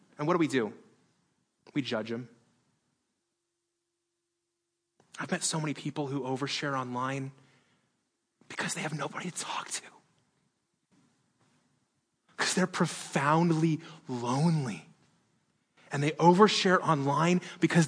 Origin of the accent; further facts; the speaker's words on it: Las Vegas, Nevada, United States; I was born in Las Vegas